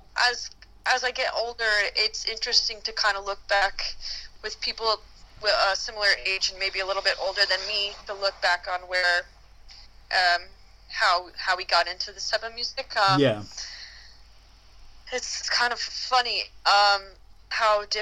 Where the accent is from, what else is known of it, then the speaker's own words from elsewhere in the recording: Florida, United States; moved away; I grew up in Florida